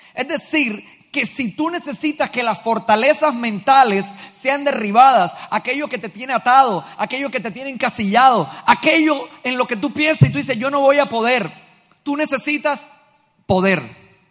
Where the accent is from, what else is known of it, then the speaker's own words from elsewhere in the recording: Colombia; nosotros como pueblo colombiano